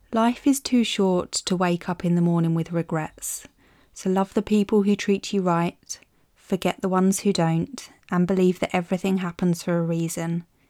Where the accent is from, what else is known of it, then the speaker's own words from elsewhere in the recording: Maidstone, South East England, United Kingdom; my hometown of Maidstone